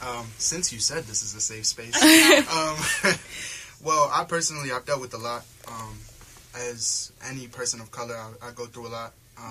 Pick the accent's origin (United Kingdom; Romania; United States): United States; Baltimore, Maryland; I'm from Baltimore, Maryland